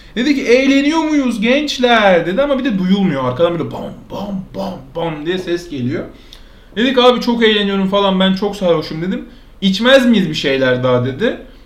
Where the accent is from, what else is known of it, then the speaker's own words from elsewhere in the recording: Alaçatı, İzmir, Turkey; now in Istanbul, Turkey; ben Alçatı'nın yerlisiyim